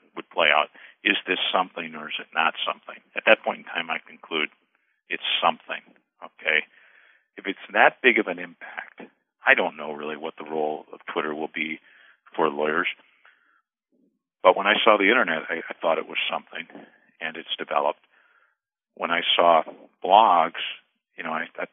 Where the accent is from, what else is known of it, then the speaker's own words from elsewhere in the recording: La Crosse, Wisconsin, United States; the La Crosse Tribune, my hometown newspaper in Wisconsin